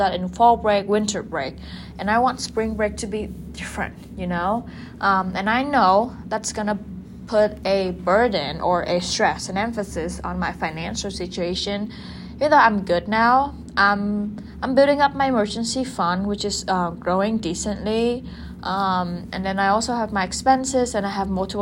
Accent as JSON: {"language": "English", "country": "Vietnam", "tie": "born or raised there", "said": "my home country, Vietnam"}